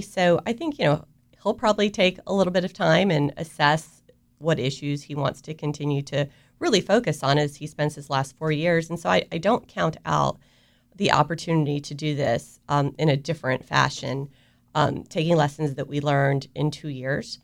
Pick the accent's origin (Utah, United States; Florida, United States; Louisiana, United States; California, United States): Florida, United States; Avon Park; also born or lived in South America; I was raised in Florida for, for the most part. So I, you know, I graduated from high school in South Florida, but I spent most of my life in a very, very small town, Central Florida, uh, Avon Park